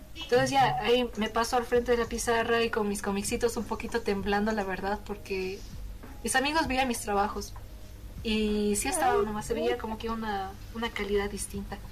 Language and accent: Spanish; Bolivia; como buena boliviana que soy